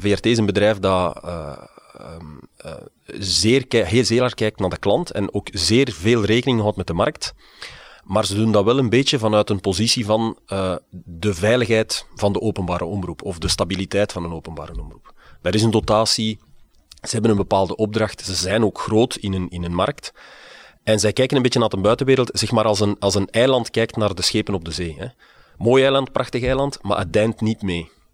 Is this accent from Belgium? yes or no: yes; Liedekerke, Flanders, Belgium; also born or lived in Aalst; ik ben geboren in Alst, maar getogen in het Vlaamse Brabantse Liedekerke